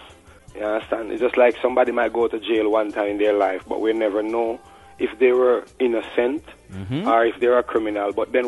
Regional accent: Jamaica; We were brought up as warriors in Jamaica. Tough. You understand? We come from the Stone Street culture, where we don't learn to back down.

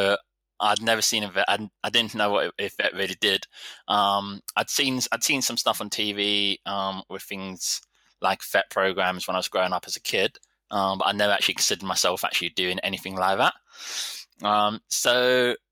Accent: London, United Kingdom; moved away; also born or lived in Slovakia; I grew up in London.

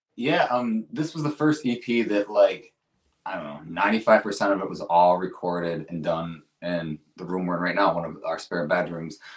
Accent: Rochester, United States; we're both from Rochester

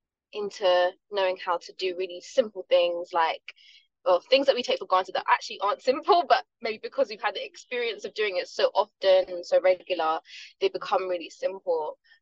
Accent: London, United Kingdom; I was born in South London. To parents that come from Jamaican descent

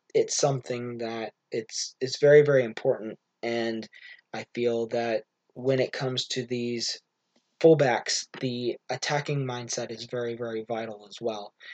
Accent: United States

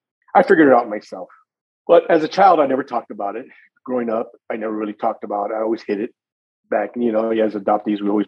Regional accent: Gilroy, California, United States; also born or lived in San Jose, California; I was raised in Gilroy, California all my life

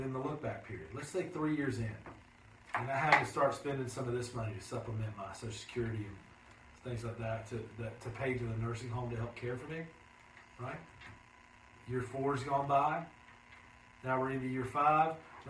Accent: Shelby, North Carolina, United States; in my hometown, {S2} day. {S1} Shelby, North Carolina.

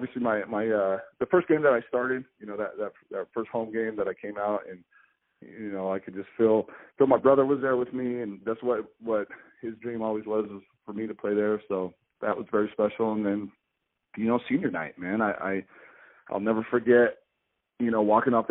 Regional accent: Boise, Idaho, United States; here in my hometown

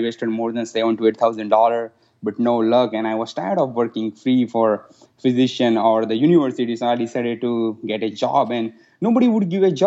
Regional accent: India; moved away as an adult; also born or lived in Russia; now in United States; I was born and raised in India

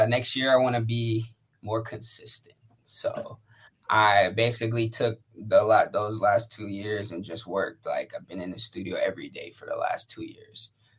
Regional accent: San Diego, California, United States; also born or lived in Atlanta / Jacksonville / Phoenix; Well, I've been a lot of places. I lived in Atlanta, Jacksonville, Phoenix. I'm from San Diego though. So my dad's in the military, mom's a teacher, so we was everywhere.

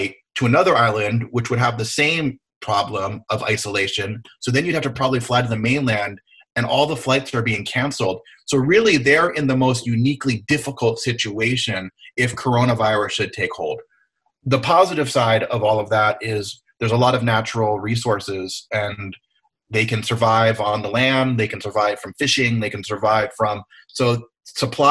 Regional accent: Hawaii, United States; I'm from Hawaii

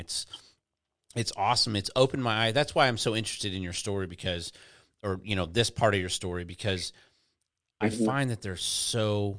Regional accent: Texas, United States; You know, you have to play football if you're a kid growing up in Texas.

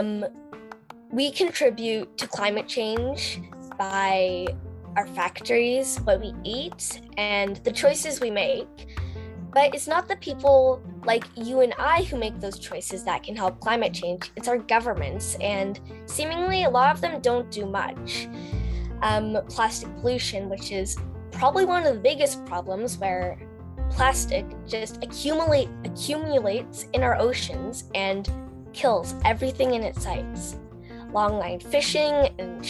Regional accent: Canada; I'm 11 and I'm from Canada.

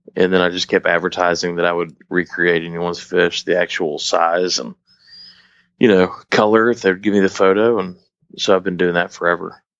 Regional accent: Dallas, Texas, United States; moved away; I'm from Dallas originally, so definitely that's kind of in my area, considering where I'm originally from

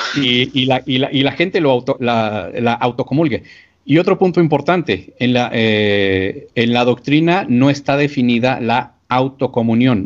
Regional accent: Archdiocese of Chihuahua, Mexico; aquí en la arquidiócesis de donde yo soy, la arquidiócesis de Chihuahua

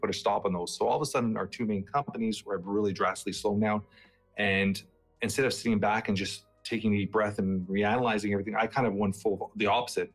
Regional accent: Toronto, Ontario, Canada; also born or lived in Portugal; I'm from that age where I grew up in Toronto, Canada.

